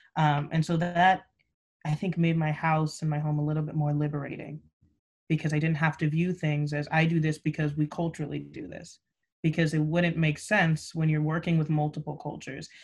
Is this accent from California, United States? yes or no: yes; Buena Park, California, United States; I hail from Southern California, specifically in Buena Park, which makes me a proud Buena Park Coyote as well